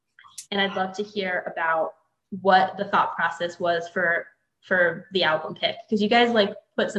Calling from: Orlando, Florida, United States; I'm calling in from Orlando today.

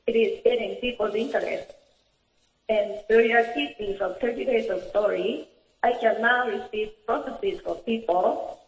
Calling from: Japan; calling from Japan.

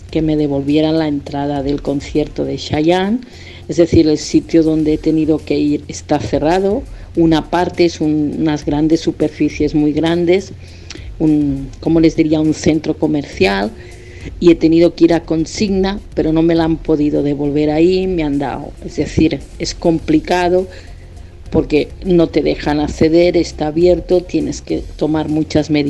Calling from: Girona, Catalonia, Spain; de Gerona, España.

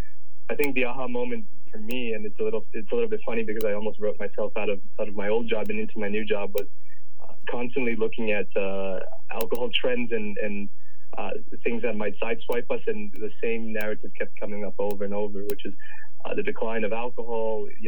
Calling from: Denver, Colorado, United States; I'm actually joining from sunny Colorado in the U.S., in Denver, where Canopy U.S. operations are temporarily based.

